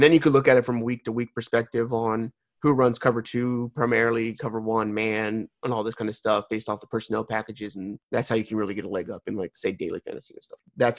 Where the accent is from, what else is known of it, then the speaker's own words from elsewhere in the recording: West Coast, California, United States; moved away; I'm from the West Coast.